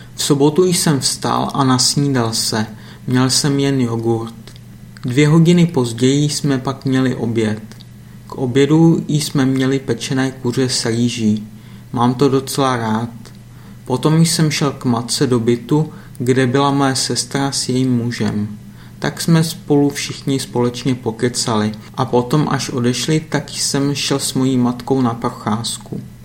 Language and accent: Czech; Litvínov, Ústí nad Labem Region, Czechia; moved away; Litvínov je moje rodné město